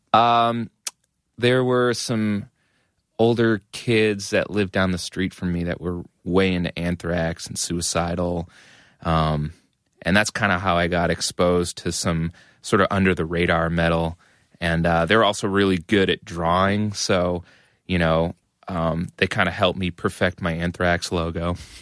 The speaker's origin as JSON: {"language": "English", "town": "Methuen", "region": "Massachusetts", "country": "United States", "tie": "born or raised there", "said": "I grew up in Methuen, which is a suburb of Massachusetts, uh, about a half hour north of Boston"}